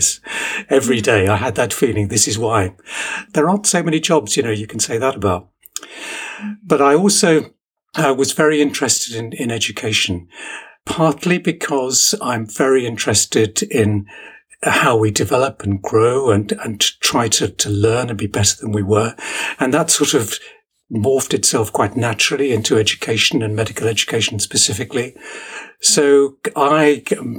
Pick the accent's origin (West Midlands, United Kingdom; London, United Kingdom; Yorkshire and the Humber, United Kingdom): London, United Kingdom; Ilford; moved away as an adult; also born or lived in Newcastle upon Tyne; now in Sheffield, United Kingdom; Most of my formative years were spent growing up on the east side of London, in Ilford in Essex.